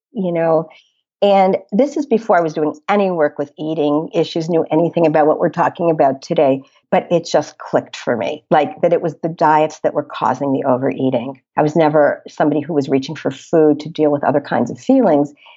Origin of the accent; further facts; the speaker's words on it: Chicago, Illinois, United States; also born or lived in Boston; I grew up in the Chicago area